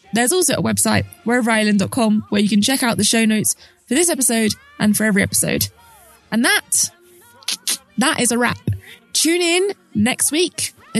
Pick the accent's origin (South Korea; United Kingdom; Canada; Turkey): United Kingdom; London; I'm from London. We barely make eye contact with people.